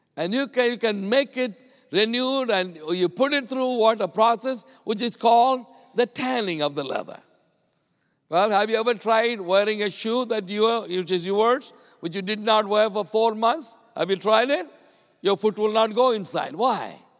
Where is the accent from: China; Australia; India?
India; I came a long way from India